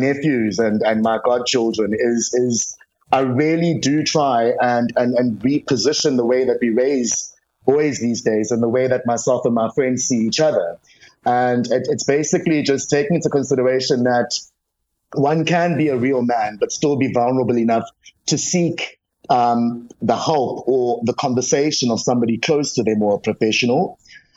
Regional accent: South Africa; as a South African

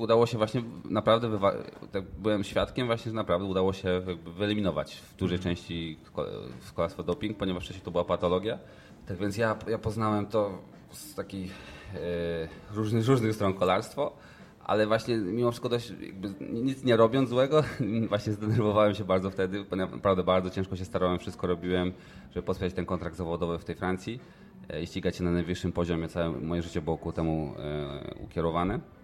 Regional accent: Świebodzice, Lower Silesian Voivodeship, Poland; ścigałem się w klubie, skąd pochodzę, jesteś L K S, Mercurius, Świebodzice

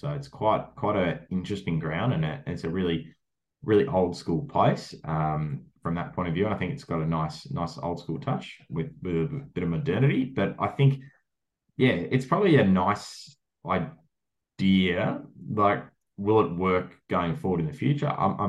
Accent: Melbourne, Victoria, Australia; I'm from Melbourne

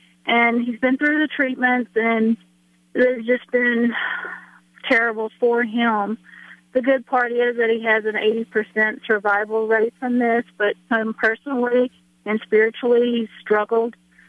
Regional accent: Mississippi, United States; now in Castle Rock, United States; But we're not from here. We're from Mississippi, and he wants to go home.

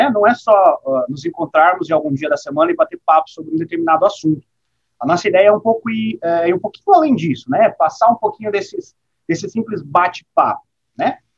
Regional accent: Rondônia, Brazil; nós somos de Rondônia, Rondônia, no interior do Brasil. A gente está aqui, ó, cravado na floresta amazônica

